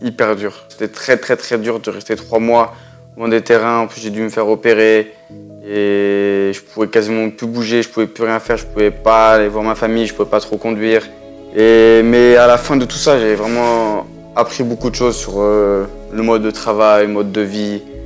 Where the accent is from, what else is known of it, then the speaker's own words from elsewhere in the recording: France; chez nous en France